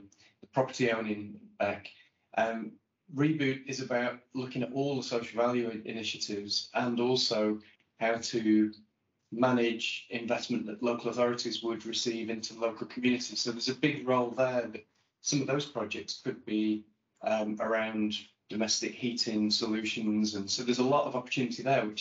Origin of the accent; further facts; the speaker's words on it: Blackpool, North West England, United Kingdom; When I grew up in Blackpool, I was big on ice skating